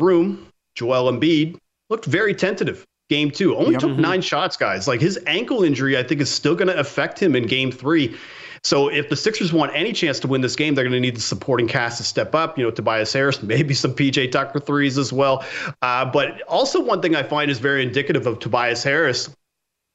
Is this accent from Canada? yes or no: yes; Canada; I grew up in Canada. My entire family was Montreal Canadiens fans